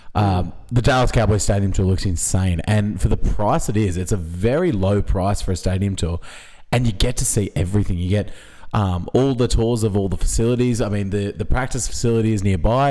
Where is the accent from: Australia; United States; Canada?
Australia; as an Australian sports fan